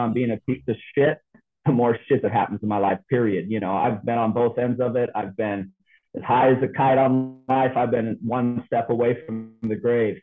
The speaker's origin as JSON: {"language": "English", "country": "United States", "tie": "born or raised there", "said": "I was born in the United States of America"}